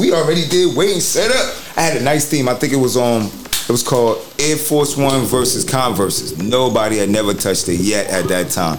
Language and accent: English; New York, United States; moved away; also born or lived in New Jersey; coming from New York. I was originally from there